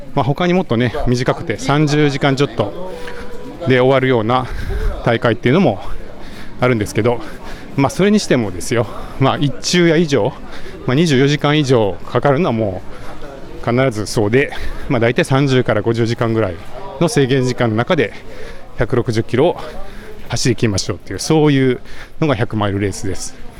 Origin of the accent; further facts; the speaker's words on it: Komono, Mie, Japan; moved away; also born or lived in Nagoya, Aichi; 生まれは名古屋なんですけど、え3歳かな、え違うか、5歳ぐらいか、から、えー、三重県に移り住んで、まあ、それから高校を卒業するまで、三重県菰野町っていうところで育ちました